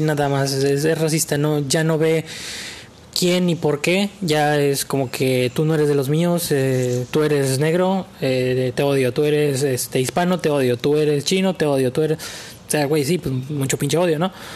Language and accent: Spanish; Mexico; Todos somos mexicanos